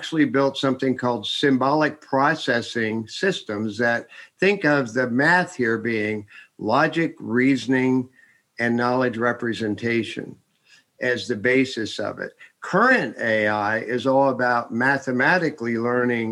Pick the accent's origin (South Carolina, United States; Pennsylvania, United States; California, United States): Pennsylvania, United States; Carlisle; moved away as an adult; also born or lived in Texas; now in Silicon Valley, United States; I was born in Carlisle, Pennsylvania